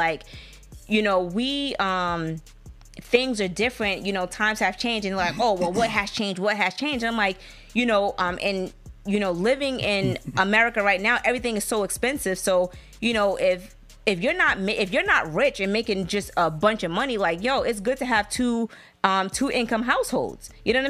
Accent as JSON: {"language": "English", "region": "the South", "country": "United States", "said": "we're from the South."}